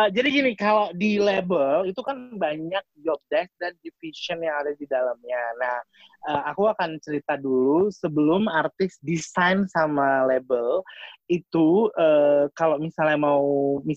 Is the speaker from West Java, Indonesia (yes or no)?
no; Jakarta, Indonesia; kita kan kita kan dari Jakarta jadi dipanggilnya sis gitu